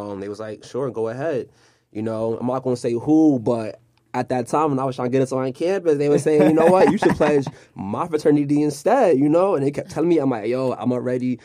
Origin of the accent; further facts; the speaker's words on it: New York, United States; moved away as an adult; now in Philadelphia, United States; I'm from New York, you know, I'm from Douglas Project, so I came all the way out here to Philly